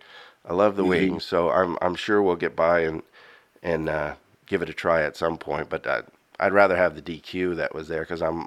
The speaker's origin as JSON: {"language": "English", "region": "West Coast", "country": "United States", "tie": "born or raised there", "moved": "yes", "lives_now": "Clarksville, United States", "said": "I grew up on the West Coast"}